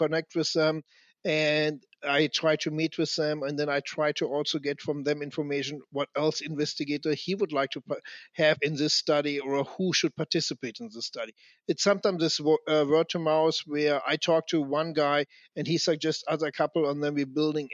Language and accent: English; Germany; I come from Germany